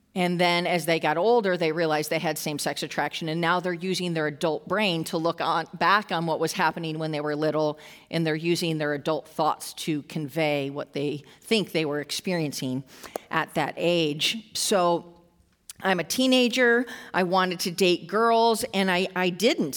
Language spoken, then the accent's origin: English; Western New York, United States; I grew up in Western New York, uh, a little, pretty much a small town